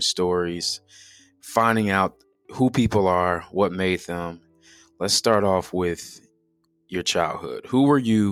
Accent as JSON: {"language": "English", "town": "Chicago", "region": "Illinois", "country": "United States", "tie": "born or raised there", "said": "I grew up in Chicago. Actually, I went to Palatine High School, which is like 20 minutes from Deerfield."}